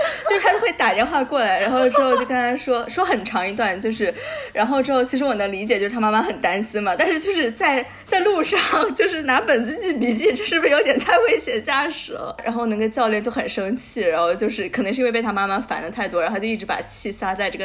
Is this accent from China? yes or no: yes; Guangdong, China; moved away; 毕竟我就是广东人